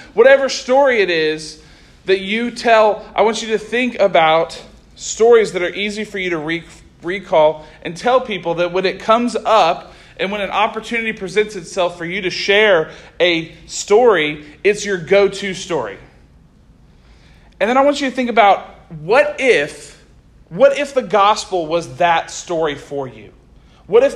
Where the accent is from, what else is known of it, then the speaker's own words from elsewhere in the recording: Oklahoma, United States; moved away as an adult; now in Arkansas, United States; I'm from Oklahoma. I grew up in Oklahoma. I was raised in Oklahoma. I lived in Oklahoma my whole life.